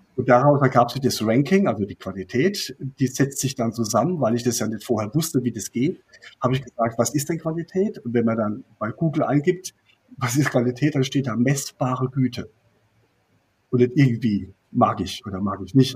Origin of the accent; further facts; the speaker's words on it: Rhineland-Palatinate, Germany; Ich komme aus, äh, aus der Pfalz